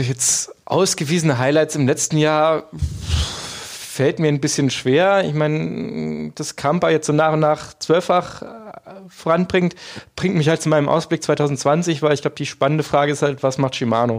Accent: Germany; moved away; in meiner Heimat in der Eifel

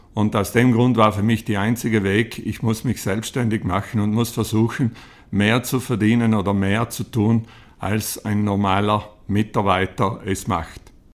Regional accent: Trens, Trentino-Alto Adige, Italy; Ich bin aufgewachsen in Trenz auf einem kleinen Bauernhof

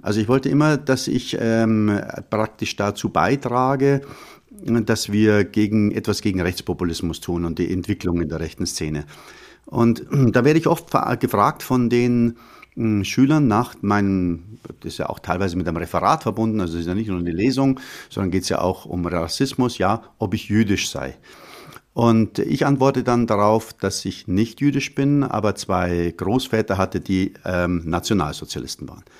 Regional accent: Munich, Bavaria, Germany; Ich bin also äh, am Hasenbergel aufgewachsen in München

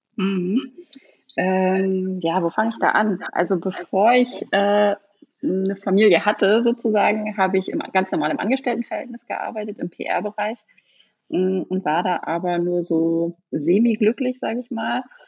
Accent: Neustrelitz, Mecklenburg-Vorpommern, Germany; moved away; also born or lived in Berlin; wieder zurück in meine Heimatstadt gezogen, nach Mecklenburg-Vorpommern, nach Neustrelitz

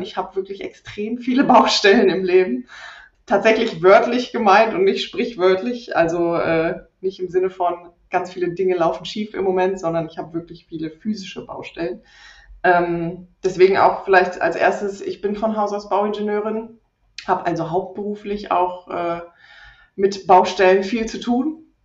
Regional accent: Rhineland, Germany; moved away as an adult; now in Leipzig, Germany; ich komme allerdings ursprünglich aus dem Rheinland, bin dort aufgewachsen

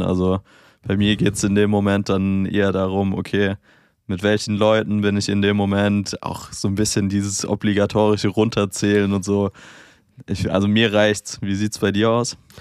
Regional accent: Germany; bei uns in Deutschland

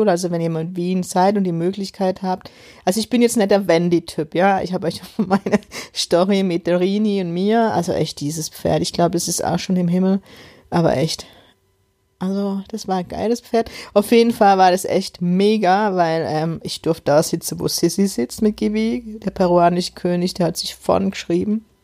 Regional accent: Electoral Palatinate, Germany; accent: Kurpfälzisch; In meinem Kurpfälzer Dialekt, ich muss immer noch lachen.

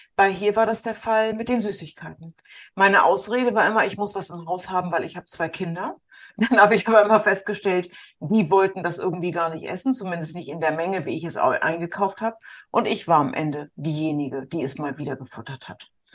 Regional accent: the North, Northern Germany, Germany; bei uns im Norden

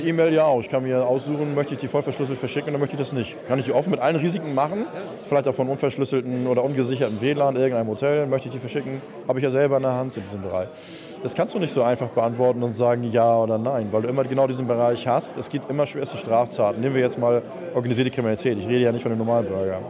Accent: Germany; bei uns in Deutschland

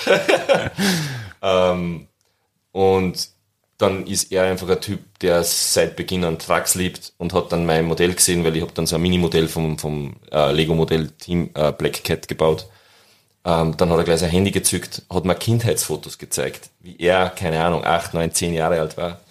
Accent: Austria; als Österreicher und Dialekt am Anfang

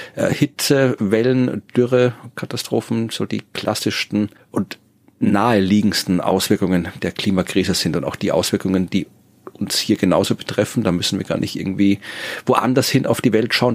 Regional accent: Wachau, Lower Austria, Austria; in der Wachau oder wo ich herkomme

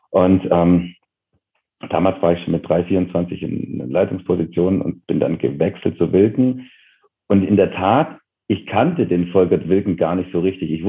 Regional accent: Bavaria, Germany; Total so, ja. Genau. Also auf einem Dorf, auch heute noch irgendwie 700, 800 Einwohner.

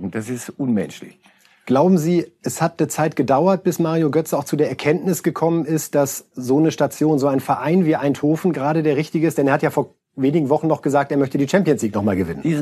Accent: Bremen, Germany; ich bin in Bremen groß geworden. Eine wunderbare Stadt.

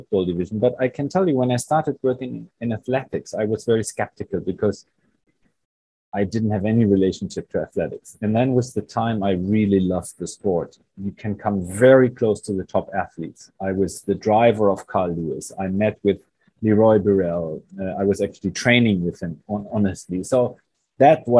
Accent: Bremen, Germany; where I grew up in Bremen

